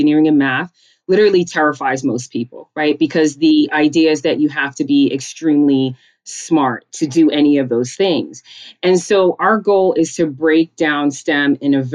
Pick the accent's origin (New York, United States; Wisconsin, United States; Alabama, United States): New York, United States; New York City; also born or lived in Connecticut / Georgia; I grew up in a small town in Rosedale, Queens, which is on the border of Long Island and Queens